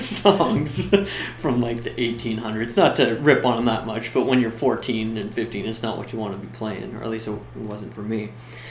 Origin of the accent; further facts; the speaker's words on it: Canada; being Canadian, I couldn't go down to LA and just start working because